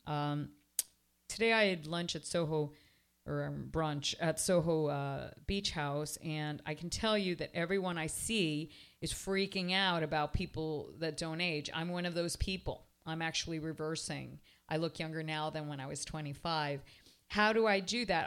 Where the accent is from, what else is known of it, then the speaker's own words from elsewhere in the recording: Toronto, Ontario, Canada; now in Miami, United States; I was raised in Toronto